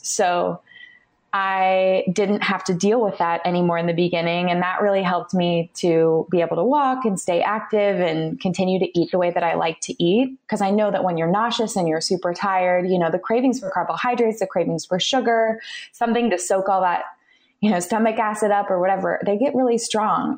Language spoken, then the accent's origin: English; California, United States; I was born and raised in California